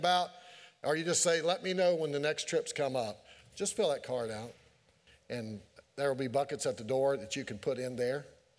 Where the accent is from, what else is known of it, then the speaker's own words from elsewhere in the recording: Keezletown, Virginia, United States; I'm from Keeseltown. What do y'all expect?